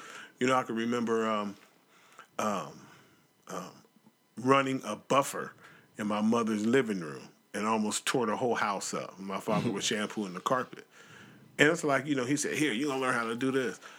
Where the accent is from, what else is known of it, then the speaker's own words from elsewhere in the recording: Portland, Oregon, United States; I was born in Portland